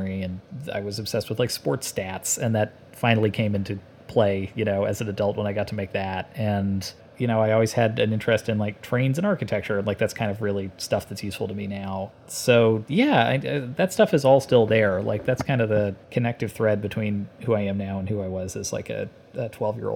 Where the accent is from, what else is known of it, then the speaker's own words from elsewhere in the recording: Canada; I grew up in Canada and I went to college in Canada